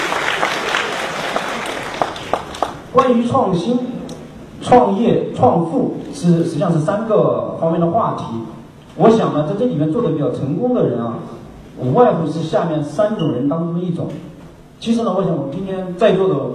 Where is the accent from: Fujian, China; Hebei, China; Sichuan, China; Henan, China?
Sichuan, China; moved away as an adult; also born or lived in Beijing; 因为我是四川人